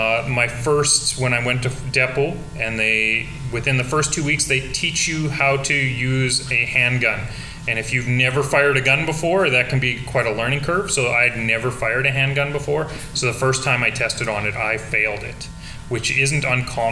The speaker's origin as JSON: {"language": "English", "town": "Saskatoon", "region": "Saskatchewan", "country": "Canada", "tie": "born or raised there", "moved": "as an adult", "lives_now": "Alberta, Canada", "said": "So I grew up in Saskatoon, which is very similar to Lloydminster."}